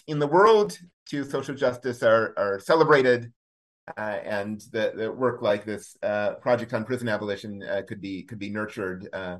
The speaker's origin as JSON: {"language": "English", "region": "Midwest", "country": "United States", "moved": "yes", "lives_now": "Philadelphia, United States", "said": "I live here in Philadelphia, Pennsylvania, in West Philly. I've been here for about 6.5 years now. I'm originally from the Midwest"}